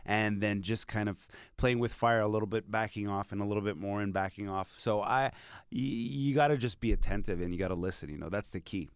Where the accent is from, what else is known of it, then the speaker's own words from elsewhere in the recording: Montreal, Quebec, Canada; first language Hindi, Punjabi; English is a second language; I had to learn French because I'm from Montreal